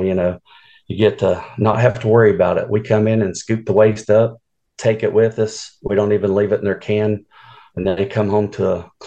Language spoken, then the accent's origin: English; Atlanta, Georgia, United States; moved away as an adult; now in Morganton, United States; I'm originally from Atlanta. I grew up there in Atlanta, went to high school and everything there